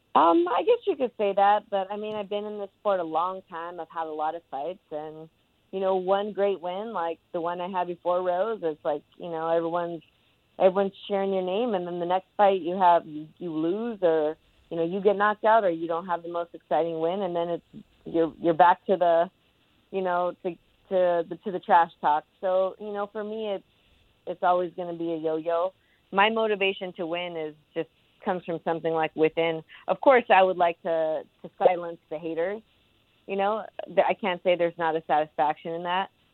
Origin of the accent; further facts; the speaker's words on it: California, United States; my home state of California